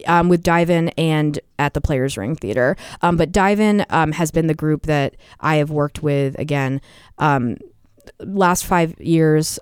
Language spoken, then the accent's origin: English; Portsmouth, New Hampshire, United States; I grew up in Portsmouth